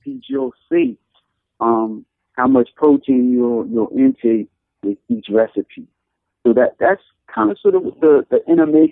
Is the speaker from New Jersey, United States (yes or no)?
yes; Paterson, New Jersey, United States; my hometown, Patterson